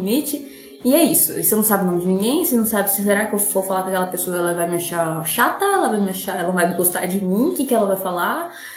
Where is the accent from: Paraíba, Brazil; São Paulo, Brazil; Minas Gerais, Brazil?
São Paulo, Brazil; Urânia; moved away as an adult; now in São José do Rio Preto, Brazil; Eu sou de Urânia, fico mais em Rio Preto do que em Urânia.